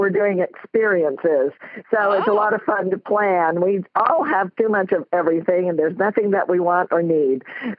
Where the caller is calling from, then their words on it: Jensen Beach, Florida, United States; I'm calling from Jensen Beach, Florida.